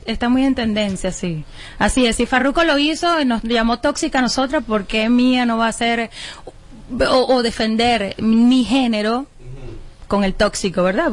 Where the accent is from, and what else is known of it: Venezuela; moved away